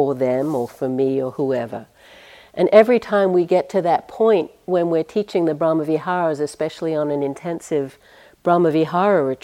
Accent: United States; accent: American; I have to use my American accent

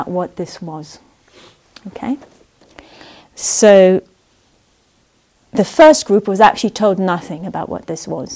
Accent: Israel; moved away; I grew up in Israel

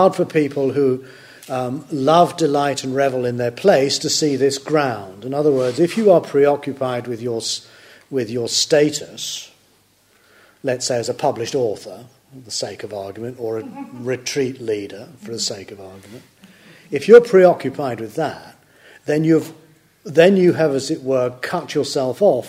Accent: United Kingdom; I can never stop being British

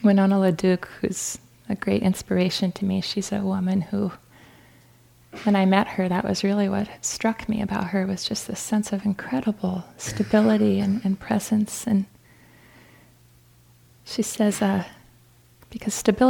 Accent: North Dakota, United States; moved away; I'm from North Dakota, so I appreciate how cold North Dakota gets

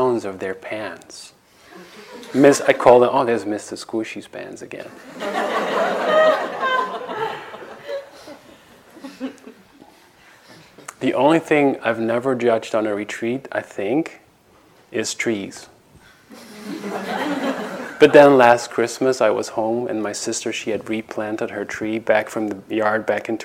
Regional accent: Netherlands; moved away; I have a meditation teacher in Holland, in my home country

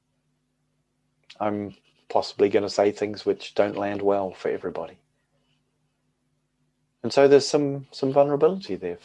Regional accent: New Zealand; moved away as an adult; now in United Kingdom; growing up in New Zealand and living as an adult in the United Kingdom

